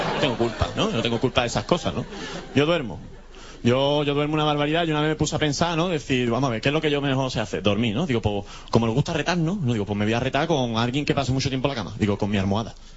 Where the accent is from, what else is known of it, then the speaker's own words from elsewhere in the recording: Andalusia, Spain; soy andaluz